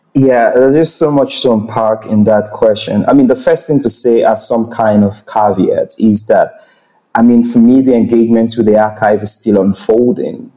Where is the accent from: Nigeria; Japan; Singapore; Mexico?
Nigeria; I am a Nigerian person